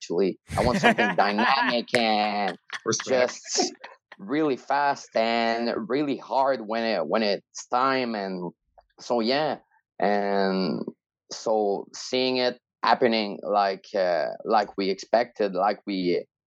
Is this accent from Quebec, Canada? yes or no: yes; Rimouski, Quebec, Canada; now in Montreal, Canada; it was in my hometown and Jean Gab's hometown, Rimouski